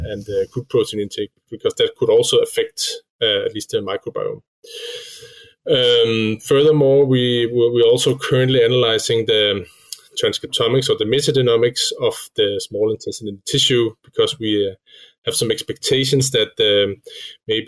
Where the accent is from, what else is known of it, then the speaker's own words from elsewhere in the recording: Denmark; also born or lived in Switzerland; I come from Denmark